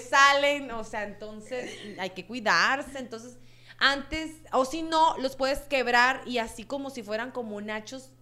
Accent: Sonora, Mexico; moved away; de donde soy yo, que soy de allá de Sonora, en Palme, Sonora

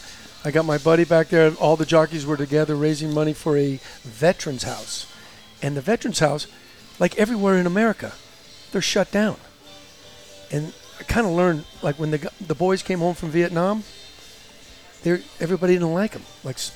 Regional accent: Glendale, California, United States; We grew up in Glendale.

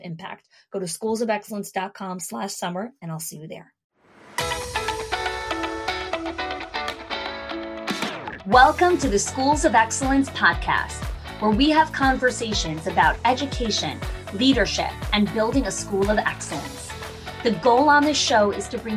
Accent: New Jersey, United States; moved away as an adult; also born or lived in New York; now in Florida, United States; I grew up in New Jersey, and then I moved to New York, and I lived there for 19 years before I moved here to Florida with our family

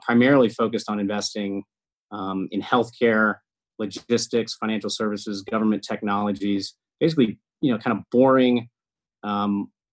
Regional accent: Iowa City, Iowa, United States; moved away as an adult; now in California, United States; I grew up in Iowa City, and I lived most of my life there

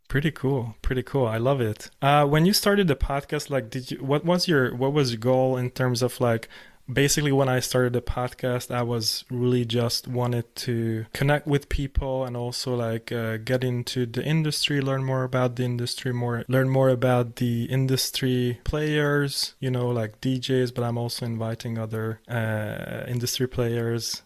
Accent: Hungary; moved away; I was living in Hungary 'cause I'm from Hungary.

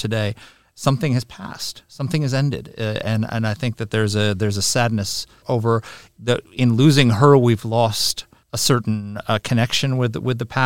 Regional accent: United States; I'm American.

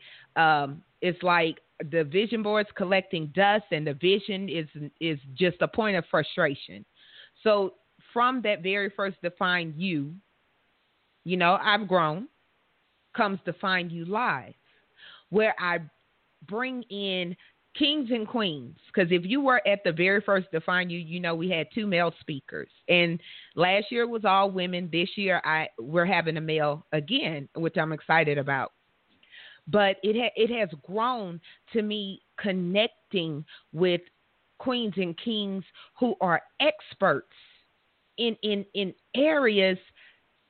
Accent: Louisiana, United States; right here in my home state where I'm all comfortable, Louisiana

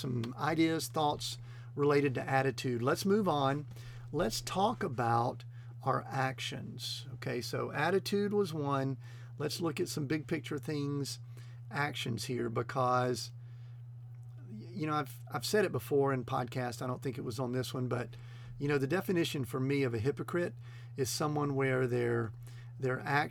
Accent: the South, United States; I'm kind of a Southern boy. I grew up in the South, and my mama taught me a certain way

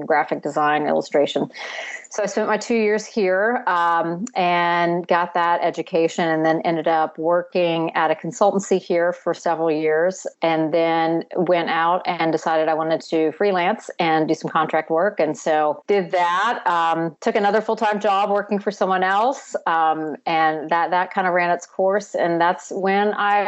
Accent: Baton Rouge, Louisiana, United States; moved away as an adult; also born or lived in North Carolina; I am actually originally from Louisiana. I'm from Baton Rouge.

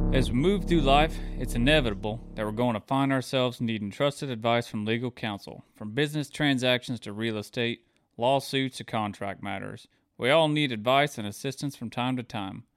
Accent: Mount Dora, Florida, United States; we grew up in Mount Dora

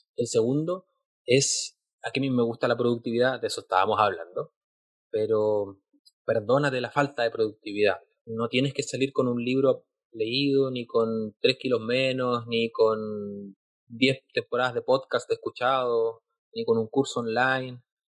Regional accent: Chile; Yo soy de Chile

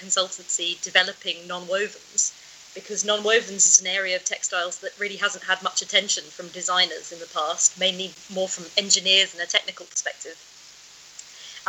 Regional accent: United Kingdom; moved away as an adult; now in Germany; I'm a British textile designer

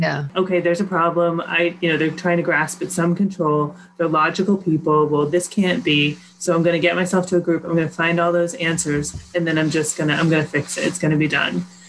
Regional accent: Sudbury, Massachusetts, United States; I grew up in Sudbury, Mass

